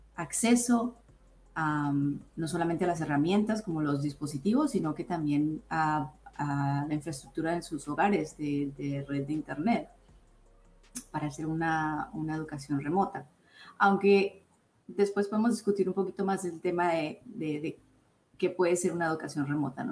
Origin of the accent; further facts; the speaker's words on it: Colombia; now in United States; mi cultura de Colombia, yo soy colombiana